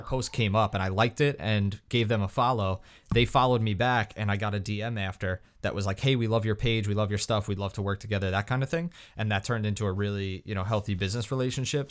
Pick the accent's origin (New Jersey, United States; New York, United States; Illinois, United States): New York, United States; I was from New York